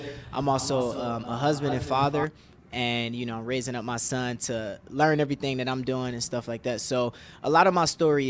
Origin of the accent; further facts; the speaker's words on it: Detroit, Michigan, United States; Yes, born and raised.